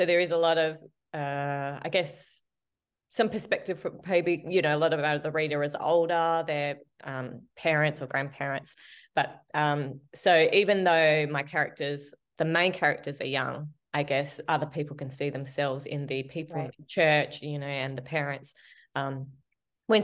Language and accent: English; Australia; we're from Australia